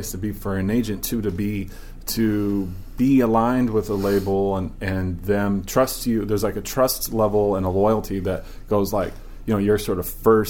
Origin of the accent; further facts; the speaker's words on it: Blacksburg, Virginia, United States; now in New York, United States; I grew up in Blacksburg, Virginia